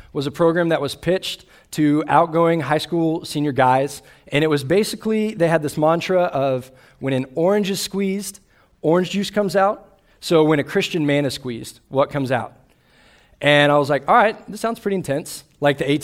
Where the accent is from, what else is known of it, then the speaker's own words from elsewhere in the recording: Austin, Texas, United States; I grew up in Austin, Texas, where I grew up a Longhorn fan.